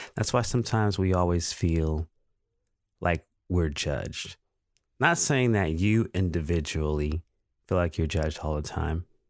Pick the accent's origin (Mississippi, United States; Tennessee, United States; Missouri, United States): Mississippi, United States; Pascagoula; moved away as an adult; also born or lived in Phoenix; I went to elementary school here in Pascagoula, Mississippi. I went to Jackson Elementary.